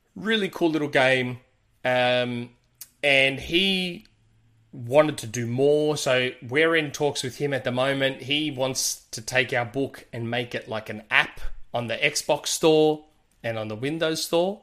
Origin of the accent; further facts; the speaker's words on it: Australia; accent: Australian with Greek ethnic spin; my Australian accent has that ethnic spin to it because I'm Greek